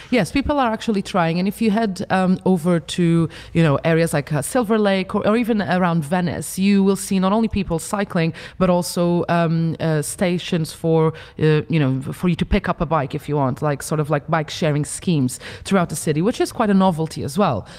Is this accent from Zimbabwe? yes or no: no; Funchal, Madeira, Portugal; in my hometown, you know, uh, in Funchal in Madeira